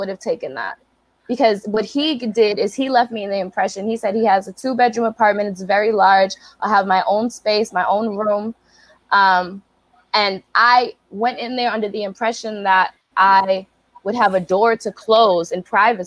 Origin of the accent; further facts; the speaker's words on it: Brockton, Massachusetts, United States; moved away as an adult; also born or lived in San Diego, California; I'm from Brockton, Massachusetts. I'm from the hood